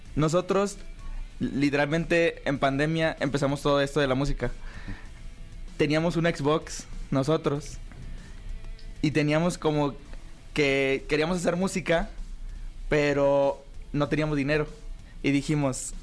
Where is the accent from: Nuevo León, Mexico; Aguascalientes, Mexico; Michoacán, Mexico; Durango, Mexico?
Nuevo León, Mexico; Monterrey; somos tres hermanos, venimos de Monterrey.